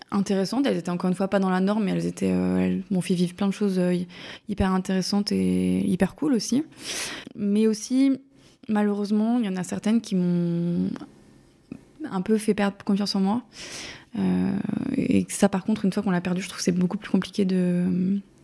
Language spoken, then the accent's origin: French; eastern France, France; now in Paris, France; je suis originaire de l'Est de la France